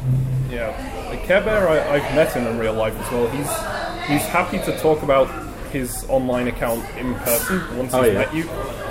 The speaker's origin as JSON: {"language": "English", "town": "Manchester", "region": "North West England", "country": "United Kingdom", "accent": "southern", "lives_now": "Glasgow, United Kingdom", "said": "I'm actually from Manchester, which you can't really tell from my accent either, but hey, it's just my parents deciding that southern accent sounds better and trying to train me to."}